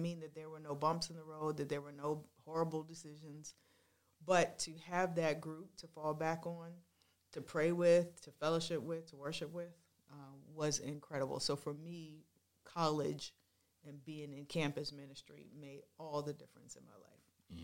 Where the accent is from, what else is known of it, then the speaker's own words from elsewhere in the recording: Washington, District of Columbia, United States; I grew up in Washington, D C, in that area. That's where I was born